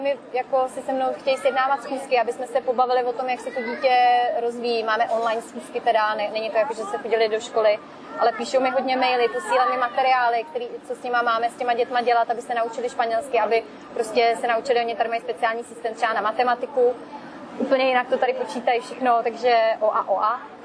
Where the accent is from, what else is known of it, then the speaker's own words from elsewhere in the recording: Czechia; moved away as an adult; now in Tenerife, Spain; u nás v Čechách uh, zima prostě a ošklivý počasí